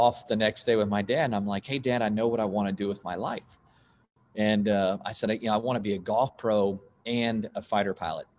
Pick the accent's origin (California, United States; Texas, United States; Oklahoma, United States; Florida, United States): Oklahoma, United States; Stillwater; I was born in Stillwater, Oklahoma, and son of a college professor